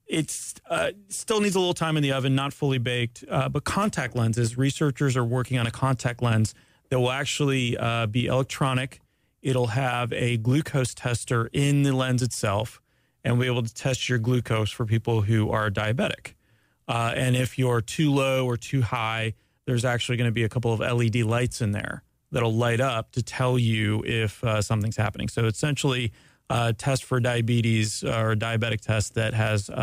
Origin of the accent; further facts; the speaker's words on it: Ormond Beach, Florida, United States; I grew up in Ormond Beach